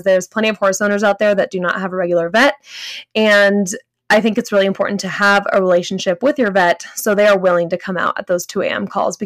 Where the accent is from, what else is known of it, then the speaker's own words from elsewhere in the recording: Los Angeles, California, United States; now in Northern Colorado, United States; Growing up in Southern California, Northern LA area